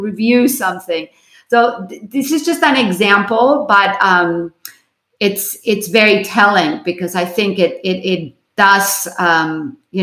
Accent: Barcelona, Catalonia, Spain; now in United States; I was born in Barcelona

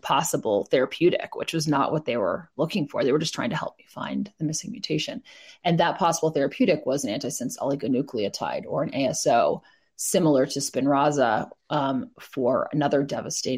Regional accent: East Coast, United States; I grew up on the East Coast

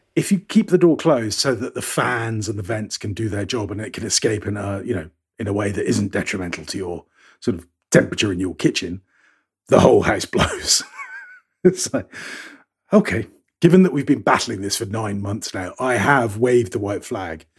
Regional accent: United Kingdom; moved away; I'm a Brit

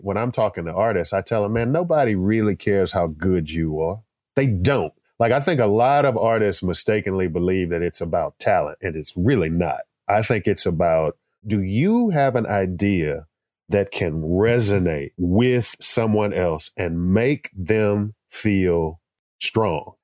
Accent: Texas, United States; I grew up here in Texas

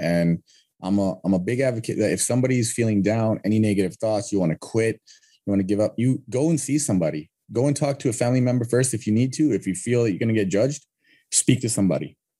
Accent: Canada; I'm from Canada

